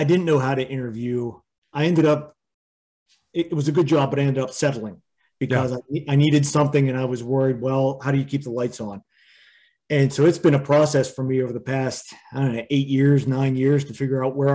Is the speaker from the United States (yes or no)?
yes; Pittsburgh, Pennsylvania, United States; I grew up in the Pittsburgh area